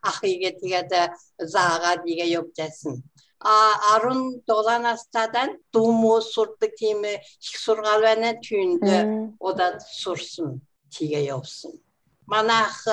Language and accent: Mongolian; Mongolia; now in Australia; би Монгол гэж хэлж байна. Монгол гэж хэлнэ.